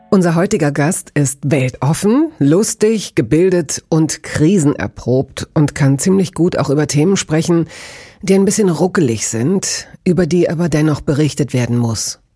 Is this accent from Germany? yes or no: yes; Hanover, Lower Saxony, Germany; Familien in Hannover, wo ich herkomme